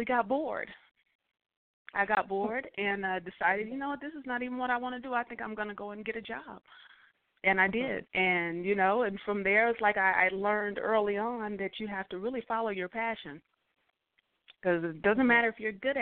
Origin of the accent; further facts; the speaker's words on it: Texas, United States; moved away as an adult; also born or lived in Oklahoma / New York; growing up in Texas and being in Oklahoma